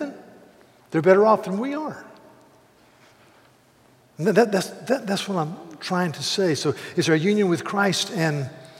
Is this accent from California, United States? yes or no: no; South Carolina, United States; I'll say, "South Carolina."